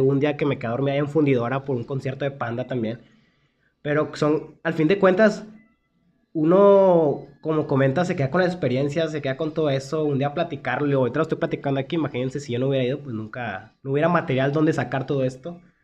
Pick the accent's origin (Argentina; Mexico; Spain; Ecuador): Mexico; Monterrey, Nuevo León; nuestra ciudad